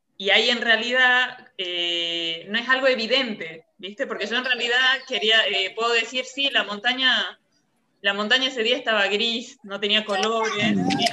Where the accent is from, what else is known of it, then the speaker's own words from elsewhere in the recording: Salta, Argentina; now in France; Argentina yo vengo de Salta